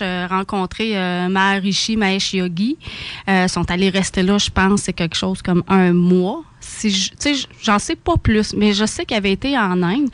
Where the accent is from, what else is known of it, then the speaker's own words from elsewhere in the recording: South Shore of Quebec City, Canada; Je suis une fille de la Rive-Sud de Québec. J'ai tout le temps resté ici.